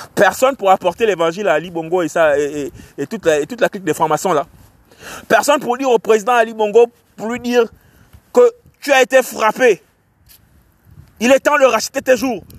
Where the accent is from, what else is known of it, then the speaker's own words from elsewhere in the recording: Port-Gentil, Ogooué-Maritime, Gabon; je suis de Port-Gentil, je suis un Port-Gentil